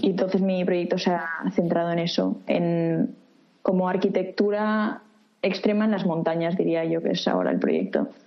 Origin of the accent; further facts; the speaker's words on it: Reus, Catalonia, Spain; moved away as an adult; also born or lived in Barcelona; now in Tokyo, Japan; nací en Reus